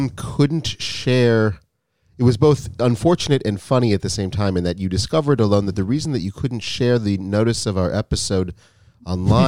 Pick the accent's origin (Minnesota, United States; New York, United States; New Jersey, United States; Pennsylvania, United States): Minnesota, United States; Minneapolis; now in Israel; I grew up in Minneapolis, Minnesota